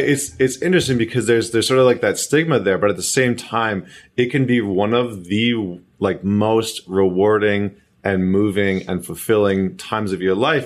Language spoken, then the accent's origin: English; Alberta, Canada; I remember growing up in Alberta